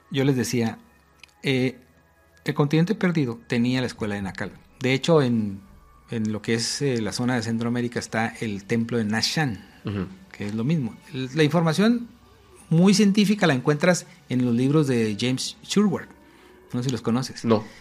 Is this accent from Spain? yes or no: yes; Spain; Yo soy española, no tendría por qué estar aquí.